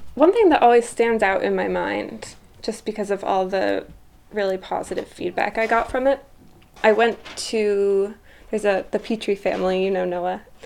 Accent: Brattleboro, Vermont, United States; I grew up in Brattleboro

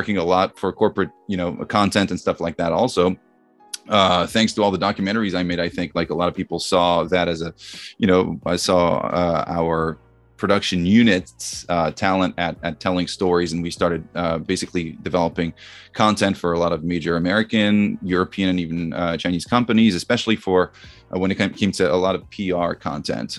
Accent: Vierzon, Centre-Val de Loire, France; moved away as an adult; also born or lived in United States; I grew up in France in a small town called Vierzon

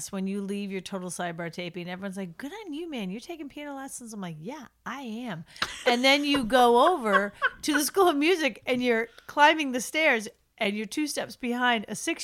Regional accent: United States; as an American

